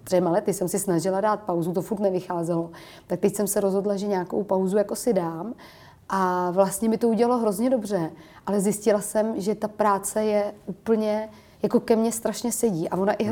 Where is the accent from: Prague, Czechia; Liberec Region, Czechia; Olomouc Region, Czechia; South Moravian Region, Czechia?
Prague, Czechia; já jsem do té doby v podstatě jezdila u nás v Čakovicích na kole a měla jsem takový hodně dětský dětství